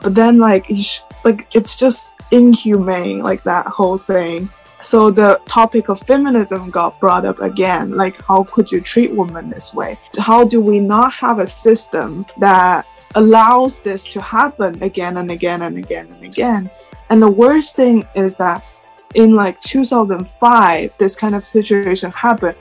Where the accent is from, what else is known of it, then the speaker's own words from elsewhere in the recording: China; moved away as an adult; also born or lived in Suzhou, China; now in United States; I am Chinese and I am not American. I'm just living in the States